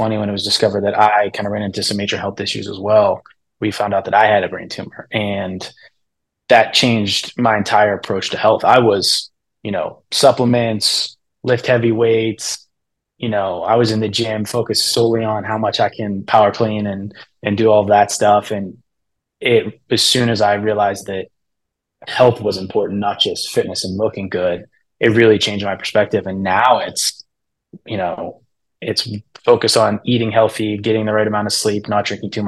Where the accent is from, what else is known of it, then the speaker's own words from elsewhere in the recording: Pittsburgh, Pennsylvania, United States; I'm from Pittsburgh